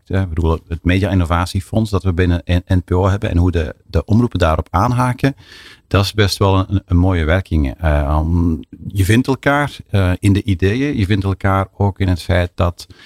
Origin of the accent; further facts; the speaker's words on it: Belgium; Ja, ik ben gelukkig hebben wij in, in België nog een veel complexer landschap.